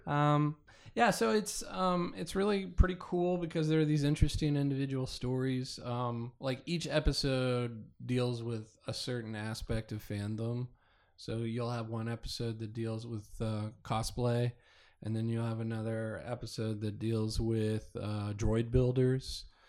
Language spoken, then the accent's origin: English; Kansas, United States; moved away; I grew up in Kansas